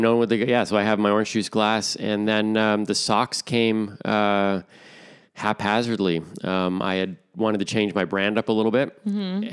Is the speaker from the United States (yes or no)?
no; Toronto, Ontario, Canada; moved away as an adult; now in Stirling, Canada; born and raised in Toronto